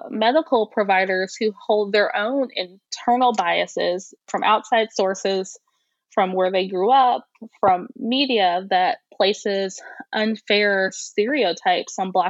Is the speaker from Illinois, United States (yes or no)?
yes; Centralia, Illinois, United States; I grew up in a rural area. So I grew up in Centralia, Illinois, which is about 60 miles east of St. Louis, Missouri.